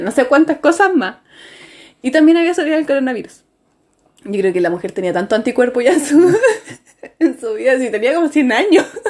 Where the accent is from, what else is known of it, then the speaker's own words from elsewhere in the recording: Chile; nosotros acá en Chile